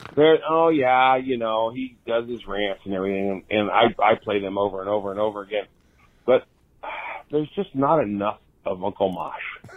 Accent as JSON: {"language": "English", "area": "South Bay", "region": "California", "country": "United States", "tie": "born or raised there", "moved": "yes", "lives_now": "Southern United States", "said": "I grew up in California, right South Bay, right, you know, south of San Francisco"}